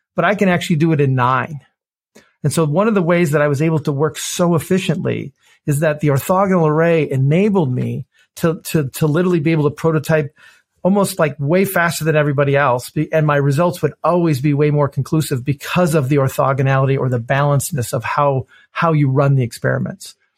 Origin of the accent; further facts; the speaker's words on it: Detroit, Michigan, United States; I grew up in Detroit, Michigan. I've, you know, been born and raised here